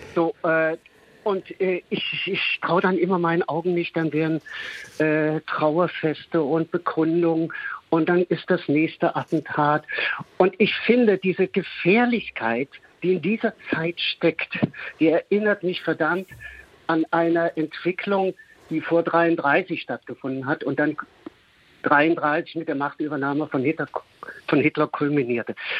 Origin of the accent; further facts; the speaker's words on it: East Germany, Germany; ich bin in der DDR aufgewachsen